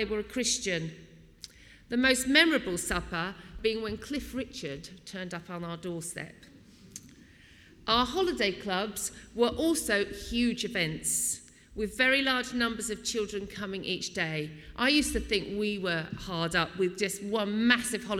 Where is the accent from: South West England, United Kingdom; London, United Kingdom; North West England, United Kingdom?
London, United Kingdom; Wallington; I was born in May 1964, and we moved to St. Patrick's in Wallington